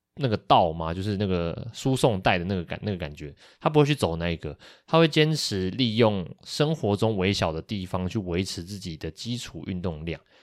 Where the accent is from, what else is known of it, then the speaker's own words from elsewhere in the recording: Kaohsiung, Taiwan; 我们两个都是高雄人